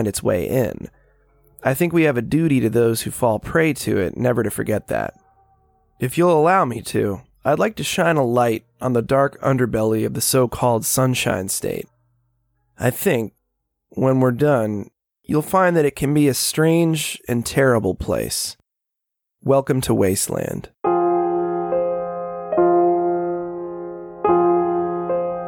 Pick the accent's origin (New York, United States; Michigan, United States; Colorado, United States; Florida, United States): Florida, United States; Daytona Beach; Daytona Beach is my hometown, the world's most famous beach.